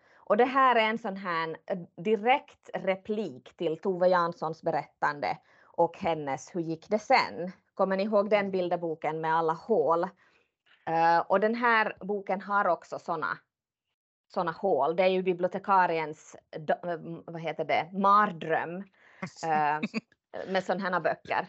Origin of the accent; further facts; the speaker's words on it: Finland; som finlandssvensk.